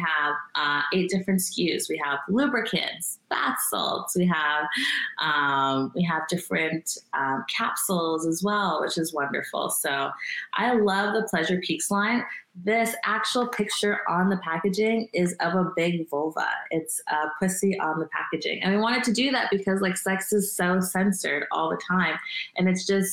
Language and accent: English; Canada; I am Canadian